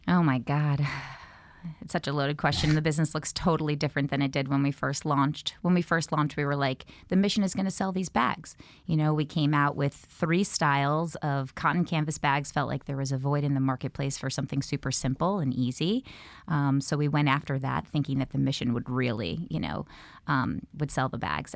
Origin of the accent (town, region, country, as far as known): New York, United States; born or raised there